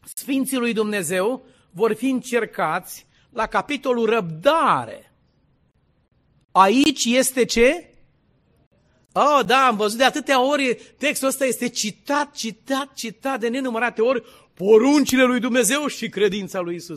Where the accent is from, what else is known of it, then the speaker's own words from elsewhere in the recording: Dâmbovița County, Romania; la malul cu flori în Dâmbovița, de unde sunt eu, de acolo, unde e casa noastră